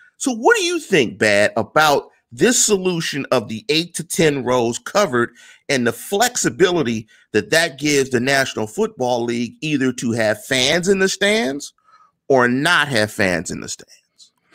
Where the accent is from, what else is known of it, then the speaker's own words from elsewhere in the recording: Pittsburgh, Pennsylvania, United States; I come from Manchester, neighborhood in Pittsburgh